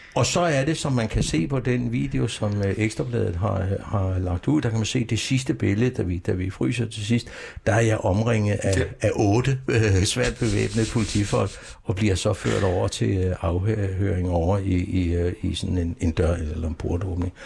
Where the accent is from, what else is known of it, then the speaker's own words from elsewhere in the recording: Copenhagen, Capital Region of Denmark, Denmark; also born or lived in Aarhus; Jeg er opvokset på Vesterbro i København. Jeg er virkelig Vesterbro, da jeg kom til byen, da, da, da jeg var seks år